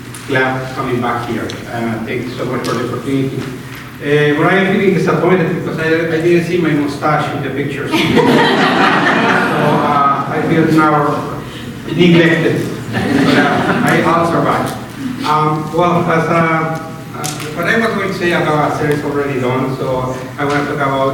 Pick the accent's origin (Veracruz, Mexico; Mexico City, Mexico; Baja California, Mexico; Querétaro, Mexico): Mexico City, Mexico; moved away as an adult; also born or lived in Oaxaca / Tijuana; now in Minnesota, United States; I'm from Mexico City originally